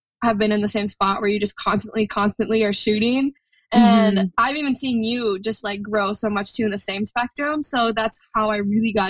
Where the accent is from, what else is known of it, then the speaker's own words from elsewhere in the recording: Minneapolis, Minnesota, United States; I'm from Minneapolis, Minnesota, but honestly, I'm never really home when it comes to photography. So I say that's my home base